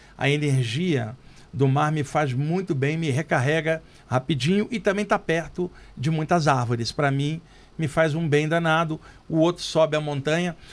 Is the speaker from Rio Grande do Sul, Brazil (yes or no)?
no; Rio de Janeiro, Brazil; now in São Paulo, Brazil; Lá no Rio, onde eu cresci, eu ia muito ao Jardim Botânico